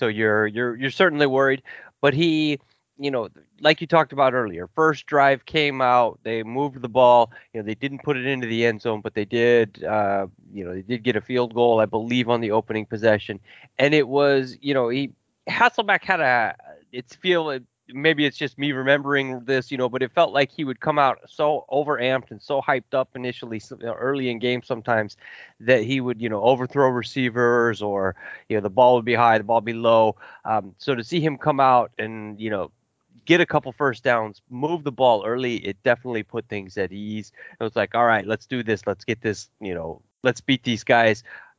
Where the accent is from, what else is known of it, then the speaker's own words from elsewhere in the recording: Kansas City, Missouri, United States; I grew up in the Midwest in Kansas City, and outside Kansas City.